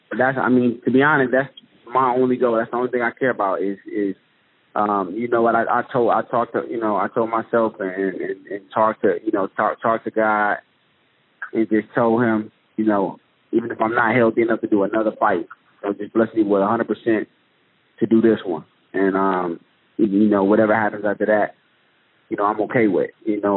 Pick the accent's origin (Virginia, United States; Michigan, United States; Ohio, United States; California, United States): Michigan, United States; Detroit; I'm from Detroit.